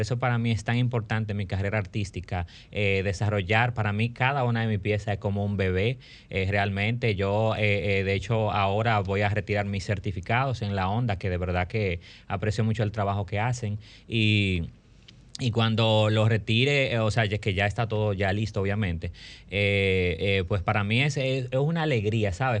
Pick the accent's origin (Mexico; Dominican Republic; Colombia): Dominican Republic; como artista dominicano